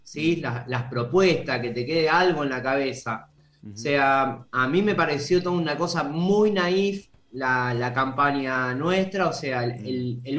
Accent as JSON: {"language": "Spanish", "region": "Santa Fe", "country": "Argentina", "said": "yo porque soy de Santa Fe"}